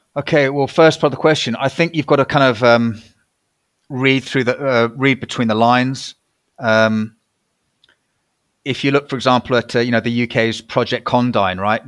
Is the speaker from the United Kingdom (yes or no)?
yes; United Kingdom; I was a Brit